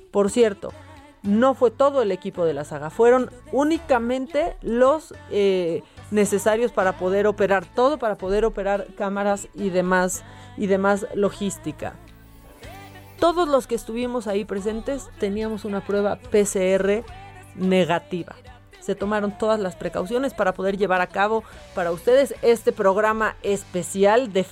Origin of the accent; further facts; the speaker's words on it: Mexico; como muchos mexicanos nosotros tenemos que seguir trabajando